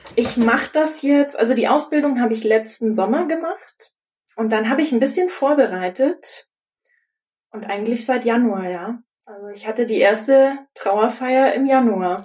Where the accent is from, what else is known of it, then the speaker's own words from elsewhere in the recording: Augsburg, Bavaria, Germany; also born or lived in Munich; now in Nuremberg, Germany; Geboren bin ich in Augsburg